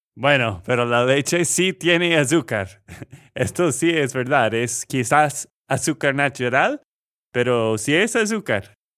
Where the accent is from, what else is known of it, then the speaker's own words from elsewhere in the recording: Texas, United States; de Texas, Estados Unidos